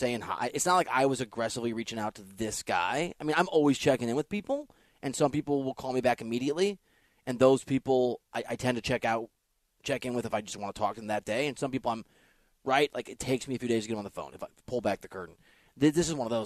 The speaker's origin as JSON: {"language": "English", "region": "Midwest", "country": "United States", "moved": "yes", "lives_now": "Los Angeles, United States", "said": "I'm from the Midwest"}